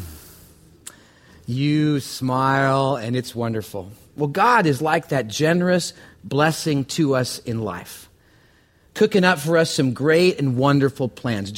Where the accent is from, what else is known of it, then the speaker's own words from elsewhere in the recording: Canada; I'm from Canada